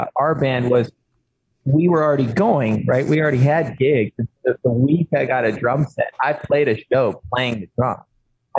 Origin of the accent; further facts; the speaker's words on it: Oklahoma, United States; I'm from Oklahoma and we have, I think it's the largest per capita amount of veterans in this state